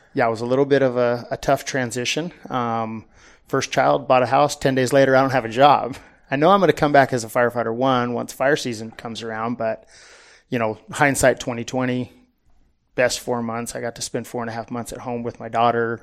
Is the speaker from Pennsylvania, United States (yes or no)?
no; Southern California, United States; I grew up in Southern California. Um, pretty much was there my whole life